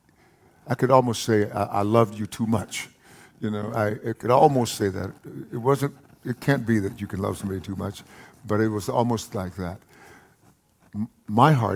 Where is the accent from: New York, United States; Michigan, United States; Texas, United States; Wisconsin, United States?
Texas, United States; Palestine; accent: East Texas; When I was a boy, I grew up in a place called Palestine, Texas